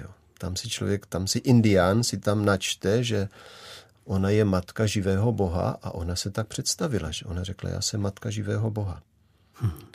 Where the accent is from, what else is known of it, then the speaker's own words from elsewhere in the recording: Moravia, Czechia; já jsem tady odtud, z Moravy